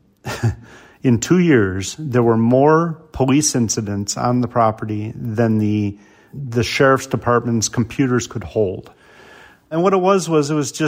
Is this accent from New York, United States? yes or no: no; Barrington, Illinois, United States; I grew up in Barrington